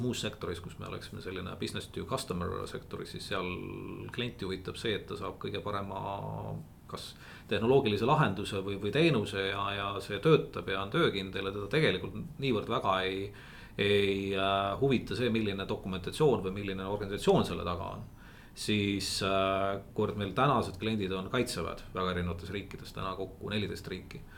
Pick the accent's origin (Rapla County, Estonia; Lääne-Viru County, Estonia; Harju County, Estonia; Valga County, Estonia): Valga County, Estonia; near Otepää; ma olen maapoiss tegelikult, et üles kasvanud Otepää lähedal talukohas